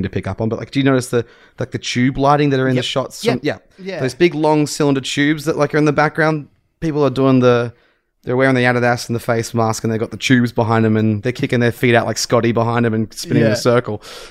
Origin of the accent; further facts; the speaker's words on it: Tasmania, Australia; moved away; I was in my hometown in Tassie